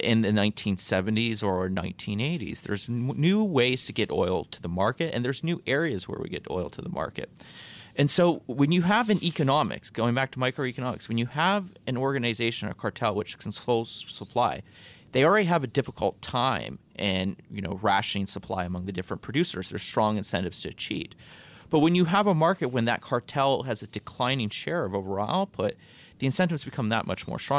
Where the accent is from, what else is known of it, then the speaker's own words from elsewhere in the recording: Northeast Ohio, United States; I'm from Ohio, Northeast Ohio